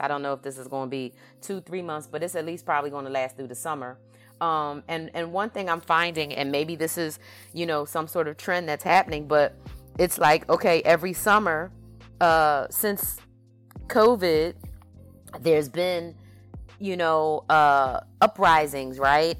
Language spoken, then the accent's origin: English; Philadelphia, Pennsylvania, United States; I grew up in Philadelphia